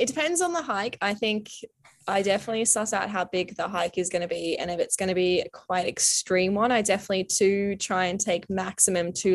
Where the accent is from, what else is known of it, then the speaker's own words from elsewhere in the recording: Brisbane, Queensland, Australia; moved away as an adult; now in Canada; being from Australia and being from Brisbane